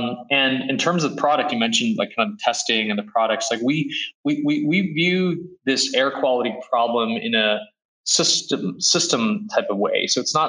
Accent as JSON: {"language": "English", "region": "Beijing", "country": "China", "tie": "born there", "said": "So as I mentioned, I was born in Beijing. And around 2003, I started going back to China because my dad actually moved back there."}